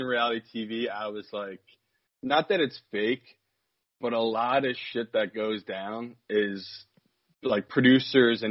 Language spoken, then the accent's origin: English; New Jersey, United States; I'm from South Jersey, like near Philly